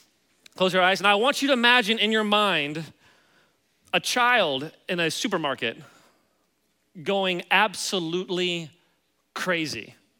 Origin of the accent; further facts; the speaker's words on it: Kansas City, Missouri, United States; Yeah, so I grew up in Kansas City.